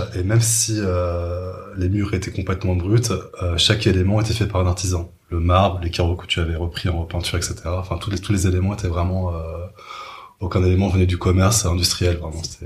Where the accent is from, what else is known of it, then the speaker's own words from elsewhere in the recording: Paris suburbs, Île-de-France, France; j'étais avant en banlieue parisienne